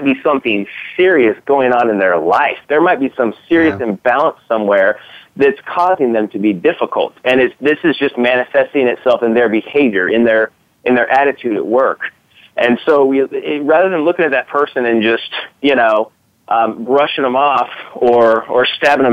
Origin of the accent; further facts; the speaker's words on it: Kansas City, United States; We're from here in Kansas City